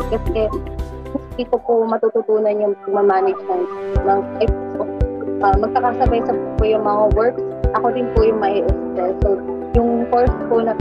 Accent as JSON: {"language": "Tagalog", "town": "Antipolo", "region": "Calabarzon", "country": "Philippines", "said": "and since naman taga Antipolo po ako, and at the same time, nandun din po kasi yung pinakang course ko."}